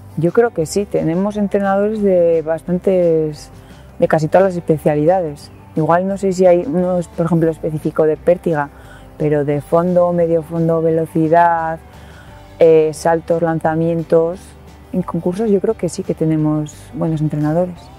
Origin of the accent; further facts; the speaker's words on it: Cenicero, La Rioja, Spain; nos quedamos sin equipo de baloncesto en el pueblo, en Cenicero